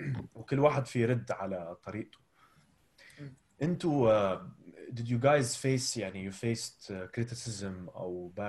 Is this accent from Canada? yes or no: no; Abu Dhabi, United Arab Emirates; and somebody growing up in Abu Dhabi, you can relate to it, right?